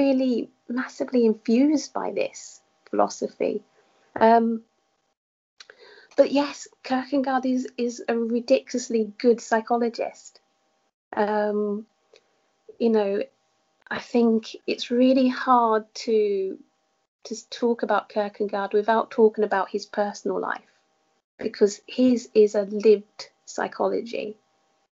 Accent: Essex, East of England, United Kingdom; I returned to where I grew up in Essex

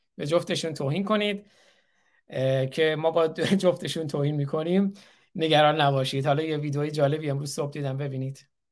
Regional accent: Iran; also born or lived in Isfahan; now in Michigan, United States; من چون ایرانی هستم

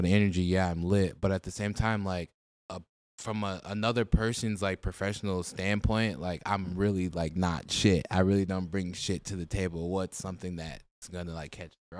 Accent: Minneapolis, Minnesota, United States; I grew up on like the 39th and 13th area, so I guess Bancroft area

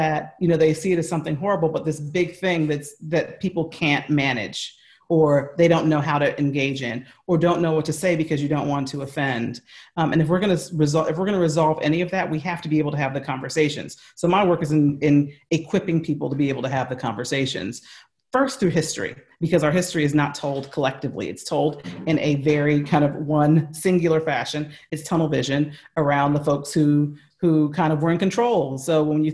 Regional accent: United States; accent: American; that's my American accent

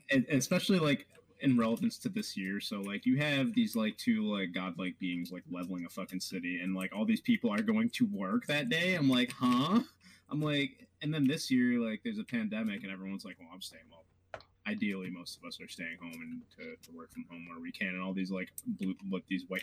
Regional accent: New York, United States; I am a New Yorker, damn it.

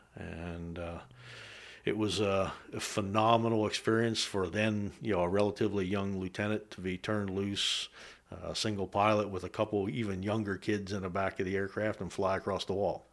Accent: west of Carlisle, South Central Pennsylvania, United States; also born or lived in Germany; I was raised in South Central Pennsylvania, uh, a little bit west of Carlisle

